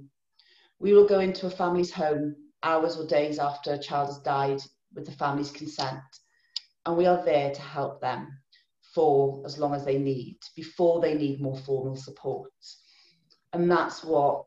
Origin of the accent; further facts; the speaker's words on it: Pembrokeshire, Wales, United Kingdom; I'm from Pembrokeshire originally, that's where I was born and grew up